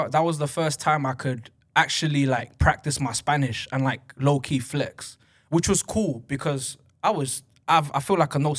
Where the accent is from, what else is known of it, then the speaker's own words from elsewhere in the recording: United Kingdom; even though I'm British as hell, yeah, I'm super, super Ecuadorian.